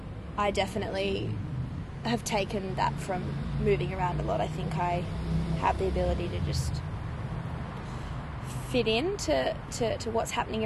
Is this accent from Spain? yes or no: no; Bathurst, New South Wales, Australia; also born or lived in Coffs Harbour / Sydney; I was born in Coffs Harbour on the north coast, and then spent a bit of time in Sydney before moving out to Bathurst.